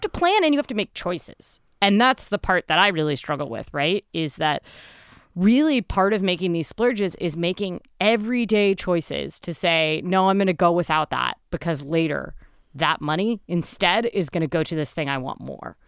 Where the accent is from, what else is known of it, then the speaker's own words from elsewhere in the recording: Midwest, United States; I'm a Midwesterner